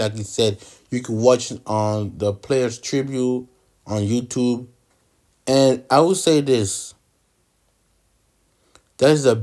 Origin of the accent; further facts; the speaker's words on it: Ottawa, Ontario, Canada; Growing up in Ottawa, we don't have a basketball team.